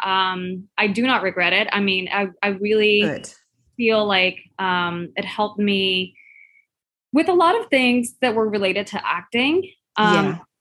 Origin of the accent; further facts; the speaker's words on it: Puerto Rico; I'm from Puerto Rico, where curves are our beauty standard.